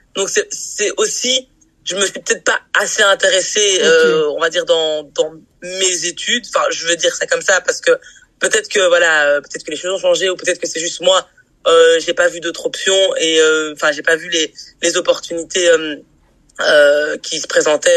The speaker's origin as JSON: {"language": "French", "town": "Brussels", "region": "Brussels-Capital Region", "country": "Belgium", "tie": "born or raised there", "said": "je suis née à Bruxelles, j'ai grandi à Bruxelles, j'ai étudié à Bruxelles"}